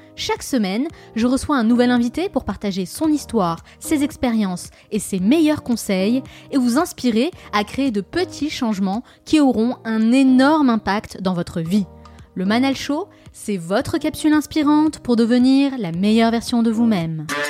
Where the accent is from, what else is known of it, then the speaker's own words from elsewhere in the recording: France; en tant que Français